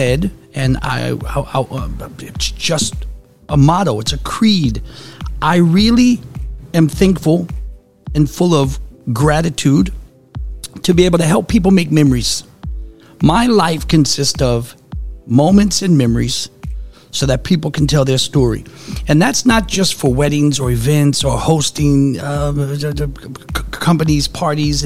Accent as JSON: {"language": "English", "town": "New Orleans", "region": "Louisiana", "country": "United States", "tie": "born or raised there", "also_born_or_lived": "Phoenix / Sacramento / Fresno / Las Vegas", "moved": "yes", "said": "Born and raised in New Orleans."}